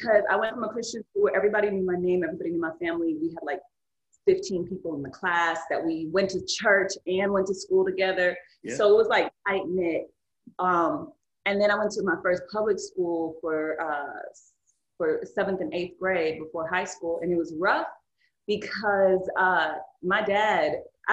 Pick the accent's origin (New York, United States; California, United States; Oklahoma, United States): California, United States; Carson; first language Spanish; English is a second language; also born or lived in Dallas, Texas; I was raised in California since I was like 1 year old